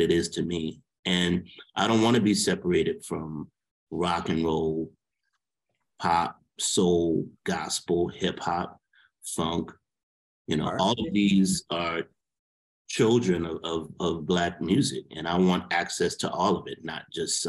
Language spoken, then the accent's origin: English; New Orleans, Louisiana, United States; the musicians I grew up with in New Orleans